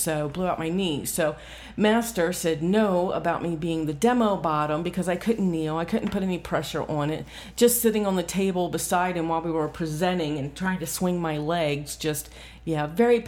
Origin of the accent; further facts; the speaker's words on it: Central Ohio, United States; I'm from Central Ohio